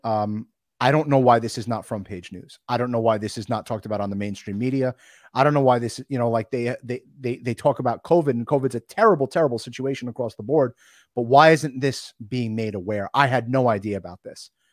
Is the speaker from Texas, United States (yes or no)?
no; North Shore of Long Island, New York, United States; I grew up on the North Shore of Long Island